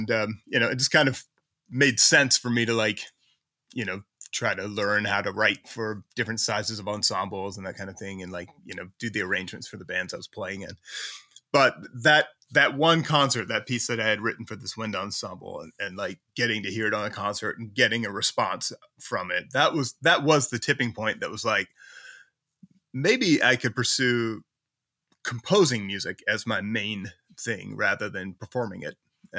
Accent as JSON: {"language": "English", "town": "Mechanicsville", "region": "Virginia", "country": "United States", "tie": "born or raised there", "also_born_or_lived": "Richmond", "said": "I was born in Richmond, which is a city in Virginia. You know, if you know of a city in Virginia, it's probably Richmond. Yeah. So I was born there, but, you know, probably like 8 or 9 years old, we moved slightly outside of Richmond to the lovely town of Mechanicsville"}